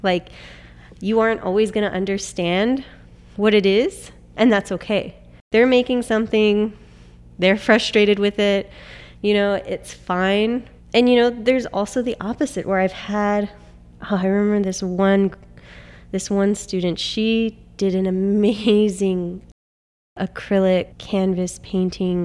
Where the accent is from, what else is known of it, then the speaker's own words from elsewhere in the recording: Pomona, California, United States; So I am from Pomona. I grew up here.